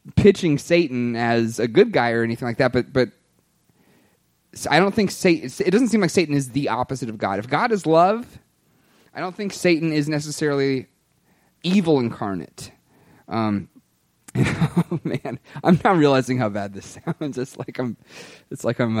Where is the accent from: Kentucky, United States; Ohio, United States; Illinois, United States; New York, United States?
Kentucky, United States; also born or lived in Kansas; now in Minneapolis, United States; I'm here in Minneapolis, because I was born and raised in Kentucky. I moved to Kansas